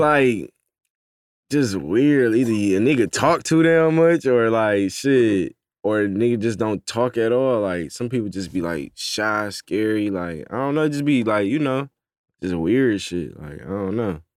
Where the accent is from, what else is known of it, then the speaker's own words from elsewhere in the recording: Detroit, Michigan, United States; now in Atlanta, United States; I'm from Detroit